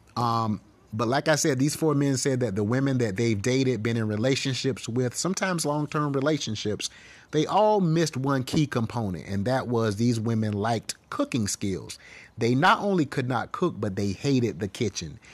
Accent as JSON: {"language": "English", "region": "the South", "country": "United States", "tie": "born or raised there", "said": "I grew up in the South"}